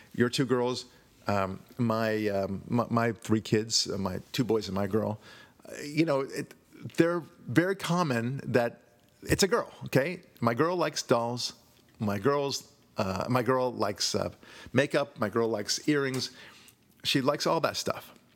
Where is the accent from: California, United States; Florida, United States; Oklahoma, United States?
California, United States; I'm Jewish or because I'm white or because I'm from California